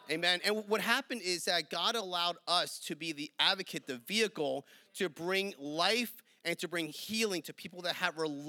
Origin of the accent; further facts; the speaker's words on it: New York, United States; moved away; I'm from New York